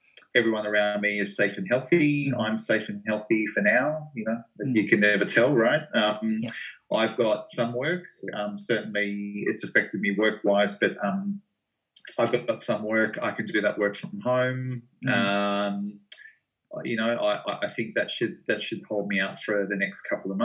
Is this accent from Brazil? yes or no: no; Geelong, Victoria, Australia; I was working in schools in my hometown of Geelong